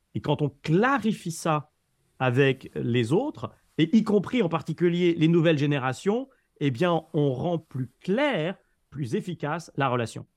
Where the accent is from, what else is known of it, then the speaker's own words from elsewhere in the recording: France; en tant que Français, tu vois, qui, débarquait à New York